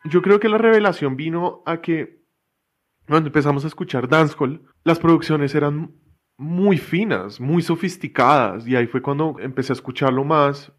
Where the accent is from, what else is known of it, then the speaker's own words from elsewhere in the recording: Bogotá, Colombia; Yo crecí en Bogotá